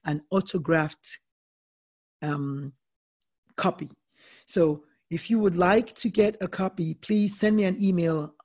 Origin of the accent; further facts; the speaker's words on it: Nigeria; I'm Nigerian